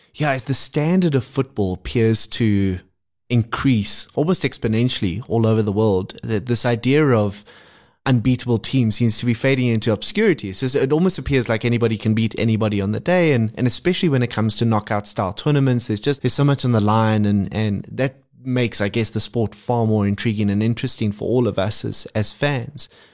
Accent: South Africa; as South African fans

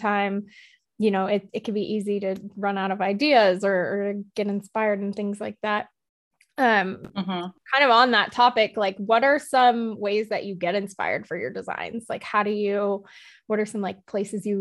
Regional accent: California, United States; I'm from California

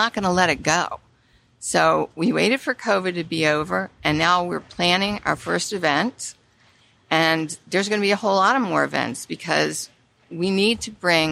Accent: Prince George's County, Maryland, United States; I was born and raised in Prince George's County

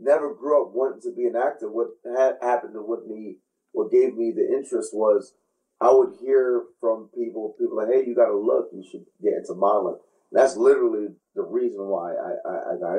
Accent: New York City, New York, United States; growing up, I grew up in Flatbush on Monash Road

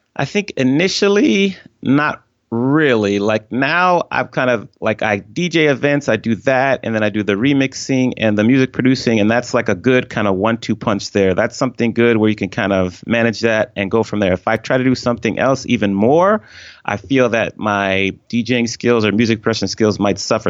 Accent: Washington, District of Columbia, United States; moved away as an adult; also born or lived in Atlanta; I grew up on the East Coast of the U S in, uh, the Washington D C area

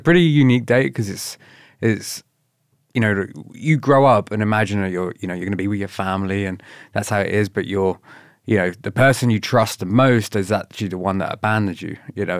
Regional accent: Slough, South East England, United Kingdom; moved away; I grew up in a really crap area in England called Slough.

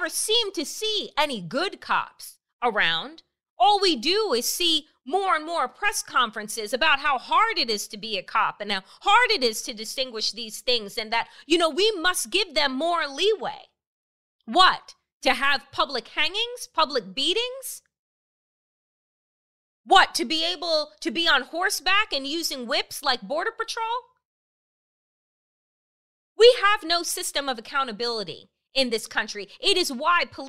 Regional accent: Suffolk County, Long Island, New York, United States; I grew up in Suffolk County

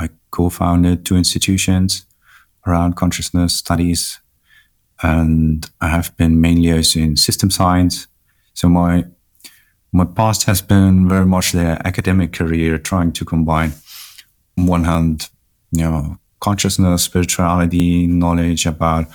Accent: Germany; My parents are from Chile. I'm from Germany

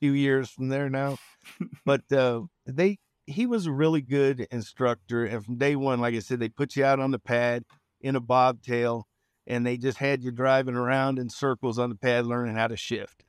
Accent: Richmond, California, United States; moved away; also born or lived in Nebraska; I'm a Bay Area kid. I'm from Richmond, California

